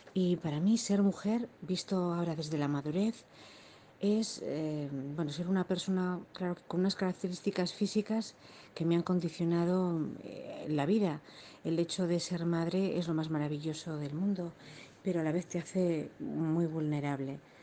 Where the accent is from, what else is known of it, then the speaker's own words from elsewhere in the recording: Logroño, La Rioja, Spain; soy de Logroño